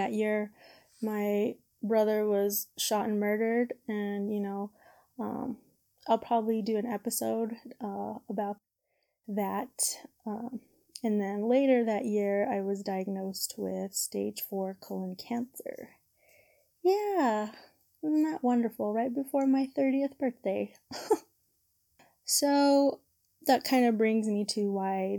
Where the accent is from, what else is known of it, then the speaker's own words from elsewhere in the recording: Albuquerque, New Mexico, United States; I am from Albuquerque, New Mexico, also known as Burque, the Duke City.